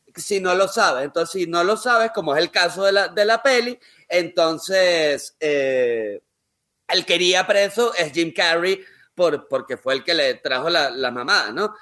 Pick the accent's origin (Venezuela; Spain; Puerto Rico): Venezuela; como venezolano